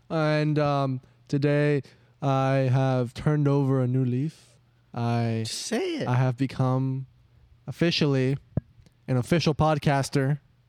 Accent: Miami, Florida, United States; moved away; I'm here, back here where I'm from, Miami

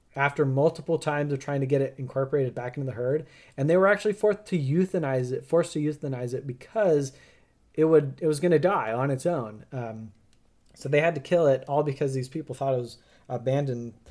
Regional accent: United States; I'm an American

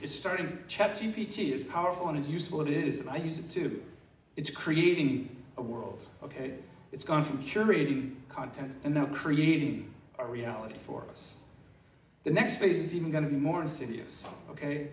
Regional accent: Massachusetts, United States; I'm from Massachusetts

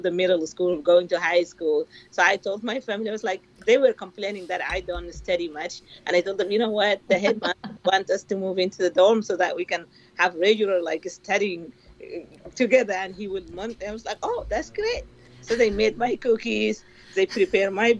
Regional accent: Kabkabiya, North Darfur, Sudan; moved away as an adult; I'm originally from Darfur

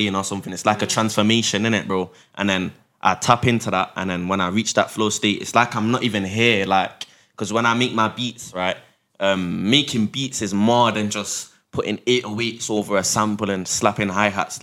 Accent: Manchester, North West England, United Kingdom; born and bred in Manchester. I was born at St. Mary's Hospital. I've never left England.

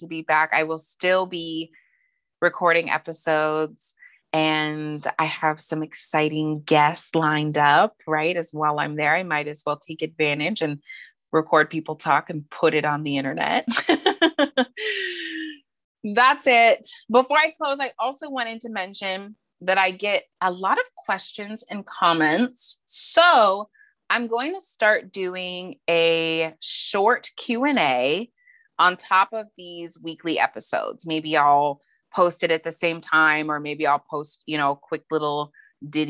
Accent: Montana, United States; moved away as an adult; now in San Diego, United States; I am from Montana. That's where my mom's side of the family is. That's where I was from fourth grade through, you know, a couple years into college, from 9 to 21. I primarily lived in Montana.

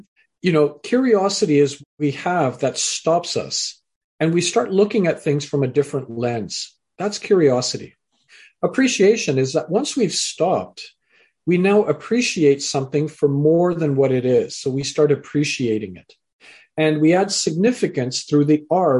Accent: Canada; also born or lived in England; I was born in England, raised in Canada

